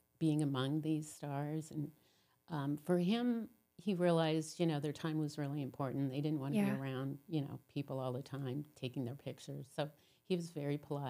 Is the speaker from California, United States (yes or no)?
yes; Glendale, California, United States; moved away as an adult; also born or lived in Utah; I grew up in Glendale